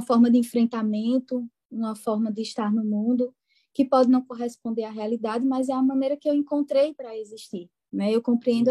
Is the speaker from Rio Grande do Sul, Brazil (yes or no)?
no; interior of Pernambuco, Brazil; accent: pernambucano do interior; com esse meu sotaque pernambucano do interior de Pernambuco